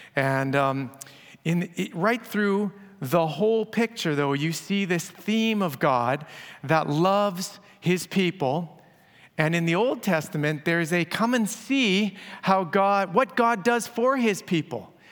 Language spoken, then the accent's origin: English; Abbotsford, British Columbia, Canada; my hometown of Abbotsford